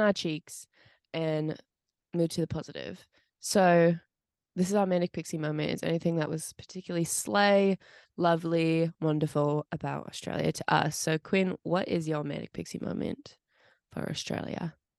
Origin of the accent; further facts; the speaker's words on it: United States; also born or lived in Pittsburgh; I was American